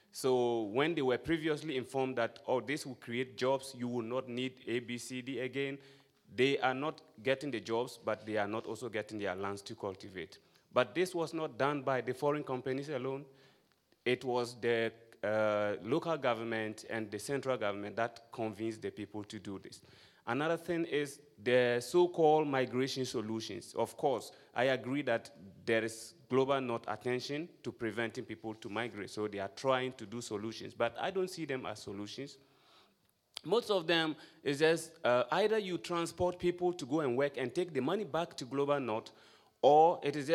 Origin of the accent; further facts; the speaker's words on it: Ghana; I'm from Ghana.